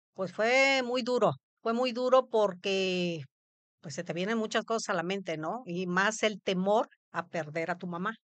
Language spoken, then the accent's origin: Spanish; Papantla, Veracruz, Mexico; also born or lived in Poza Rica; yo viví, nací en Papantla, Veracruz.